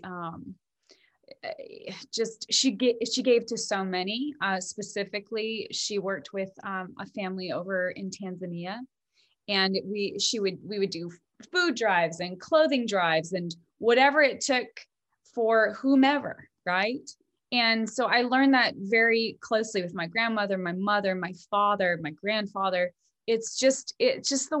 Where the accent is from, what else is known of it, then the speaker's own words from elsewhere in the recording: Bozeman, Montana, United States; Gibson guitars are made in my hometown of Bozeman, Montana